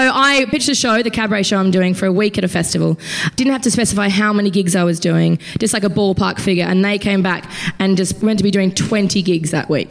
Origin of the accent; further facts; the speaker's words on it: Queensland, Australia; I'm from Queensland